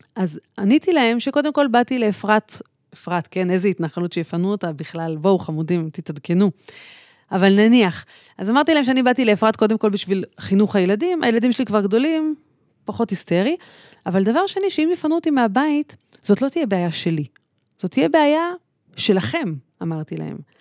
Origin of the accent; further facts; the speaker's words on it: Tel Aviv, Tel Aviv District, Israel; אני גדלתי בכלל בתל אביב